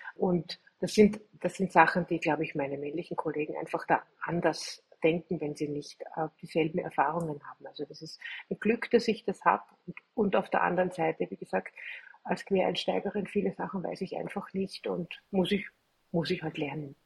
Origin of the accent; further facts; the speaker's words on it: Austria; bei uns in Österreich